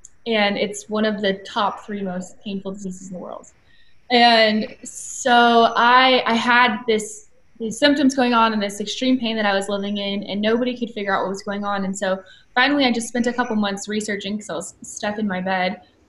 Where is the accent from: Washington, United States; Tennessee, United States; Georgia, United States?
Georgia, United States; Atlanta; also born or lived in California; Yeah, so I am 26 years old, and I was born and raised in Atlanta, Georgia.